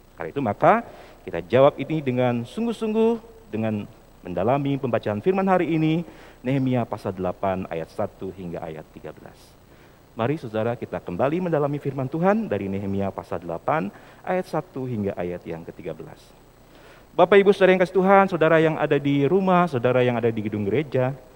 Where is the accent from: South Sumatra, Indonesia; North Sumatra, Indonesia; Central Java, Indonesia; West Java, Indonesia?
West Java, Indonesia; Sumedang; saya kebetulan lahir di Sumedang ya, dan, eh, aktif juga di G K P Sumedang